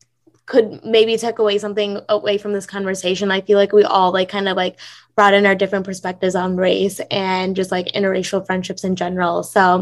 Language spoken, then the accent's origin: English; North India, India; even though Divya and I are both Indian, we're like, she's South Indian, I'm North Indian, and it's so different.